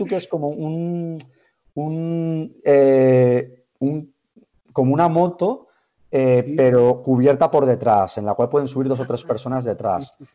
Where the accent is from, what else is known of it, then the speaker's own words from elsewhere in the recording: Gandia, Valencian Community, Spain; now in Valencia, Spain; soy de Gandía, realmente soy de Gandía. Vivo, vivo ahora en eh, Valencia por eh, cuestiones laborales